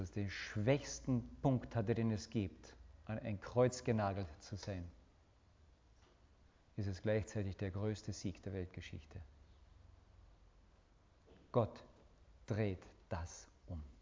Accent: Austria; Wir sind doch gute Österreicher, gell?

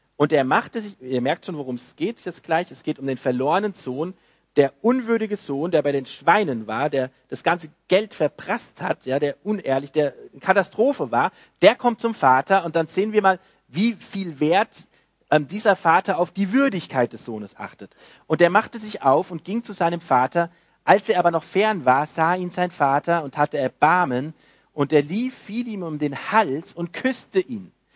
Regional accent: Frankfurt, Hesse, Germany; moved away; bei uns, wo ich herkomme, in Frankfurt in der Gemeinde

